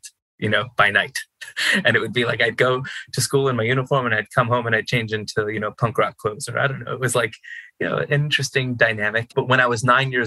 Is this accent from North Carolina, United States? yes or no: no; Los Angeles, California, United States; I was born and raised in North Hollywood, so that's the Valley